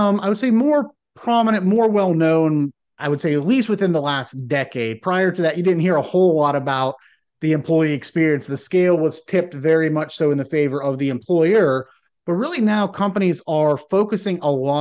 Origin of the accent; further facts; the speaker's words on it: Northeastern Ohio, United States; now in South Carolina, United States; growing up in Northeastern Ohio and now living in South Carolina